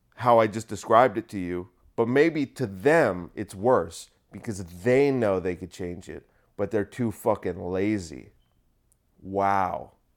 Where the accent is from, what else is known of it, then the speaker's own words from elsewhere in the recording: United States; I'm only, like, the third generation that's been here